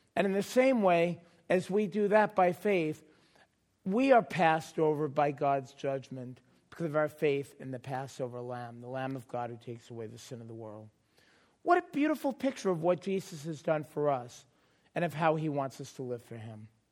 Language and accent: English; New York City, New York, United States; moved away; I grew up in New York